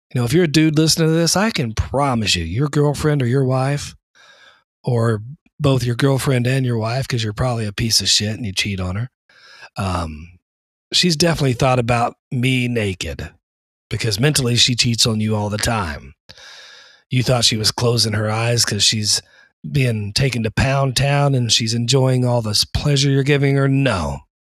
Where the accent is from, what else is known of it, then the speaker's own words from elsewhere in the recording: the South, United States; accent: southern; now in East Coast, United States; I was born and raised in the South, right underneath the Bible Belt.